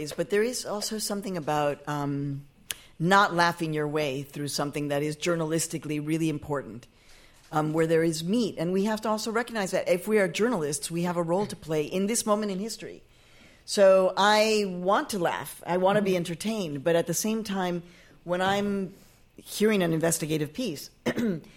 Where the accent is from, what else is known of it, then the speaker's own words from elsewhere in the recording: Mexico; now in United States; I was born in Mexico, I'm an immigrant